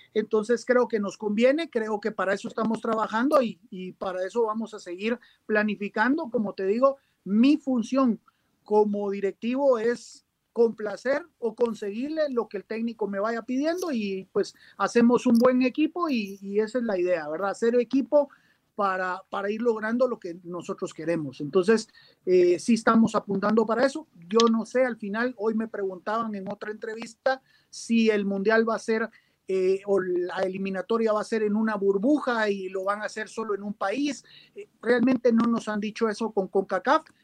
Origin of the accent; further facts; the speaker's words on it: Guatemala; yo soy guatemalteco